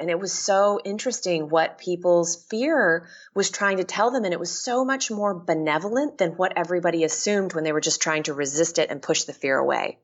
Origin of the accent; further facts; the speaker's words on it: Texas, United States; moved away as an adult; also born or lived in Washington; now in Seattle, United States; I left my home state of Texas and moved to Washington.